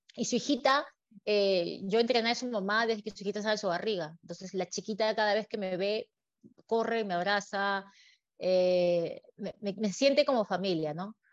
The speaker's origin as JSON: {"language": "Spanish", "country": "Peru", "moved": "as an adult", "lives_now": "Dubai, United Arab Emirates", "said": "lo que extraño de Perú, obviamente, como buena peruana, es la comida"}